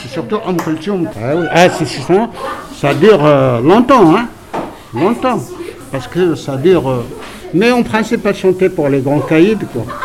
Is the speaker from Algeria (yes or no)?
yes; Algeria; also born or lived in Paris, France; now in France; quand j'étais jeune en Algérie